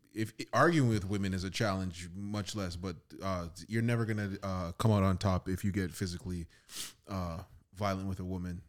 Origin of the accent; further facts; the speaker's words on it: Toronto, Ontario, Canada; I'm from Scarborough. I'm from Malvern